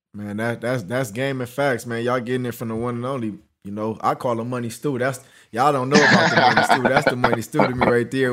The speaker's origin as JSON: {"language": "English", "town": "Los Angeles", "region": "California", "country": "United States", "said": "I came from Crenshaw."}